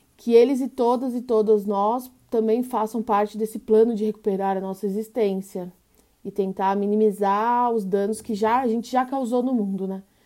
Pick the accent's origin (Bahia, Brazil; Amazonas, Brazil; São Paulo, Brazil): São Paulo, Brazil; nascida e criada na Zona Sul de São Paulo, extremo sul, colônia, Aparelheiros, uma região rural periférica